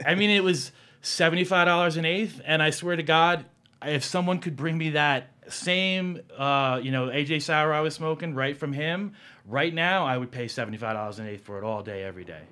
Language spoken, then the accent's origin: English; East Coast, United States; moved away; also born or lived in New Jersey / New York; I grew up on the East Coast, a combination of, uh, New Jersey and New York